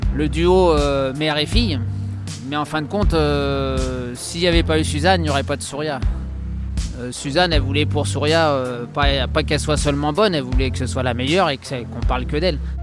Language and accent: French; Nice, Provence-Alpes-Côte d'Azur, France; je suis né à Nice